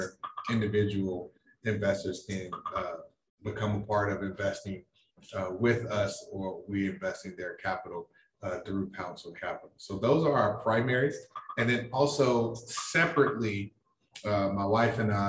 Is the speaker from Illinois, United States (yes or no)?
yes; Chicago, Illinois, United States; moved away as an adult; also born or lived in New York; I am originally from Chicago